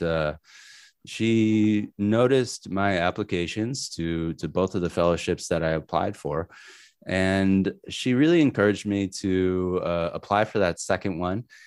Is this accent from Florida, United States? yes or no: no; New Hampshire, United States; also born or lived in Manhattan, Kansas; I grew up in New Hampshire